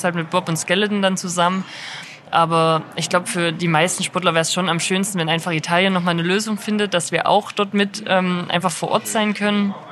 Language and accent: German; Buchholz, Saxony, Germany; Also ich bin in Buchholz aufgewachsen und da auch zur Grundschule gegangen